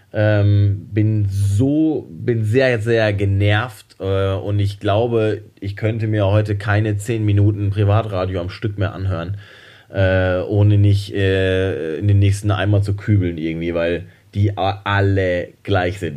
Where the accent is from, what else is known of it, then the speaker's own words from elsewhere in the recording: Hamm, North Rhine-Westphalia, Germany; moved away; aus meiner Heimatstadt Hamm